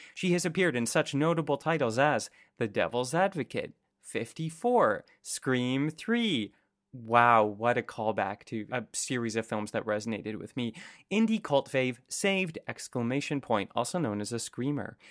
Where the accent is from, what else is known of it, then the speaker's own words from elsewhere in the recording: Canada; also born or lived in San Francisco; as a Canadian